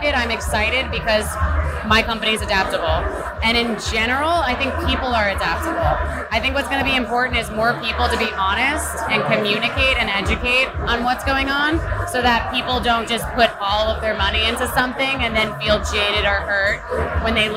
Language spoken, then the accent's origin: English; New York City, New York, United States; I'm from New York